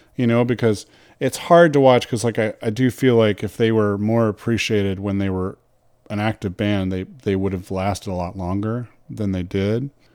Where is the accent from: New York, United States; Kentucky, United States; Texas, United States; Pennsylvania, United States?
Kentucky, United States; Louisville; I grew up in Louisville, Kentucky